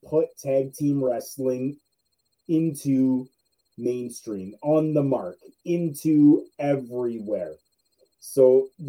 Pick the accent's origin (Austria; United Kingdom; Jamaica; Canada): Canada; I'm Canadian